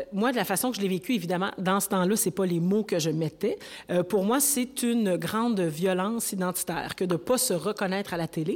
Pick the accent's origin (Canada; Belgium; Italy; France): Canada; Rouyn-Noranda, Quebec; also born or lived in Montreal; je suis née au Québec, je suis née à Montréal et très tôt, mon père, euh, c'était un ingénieur mignon, on est allé euh, vivre à rouyn noranda Oui. Alors, moi, je suis une rouyn norandienne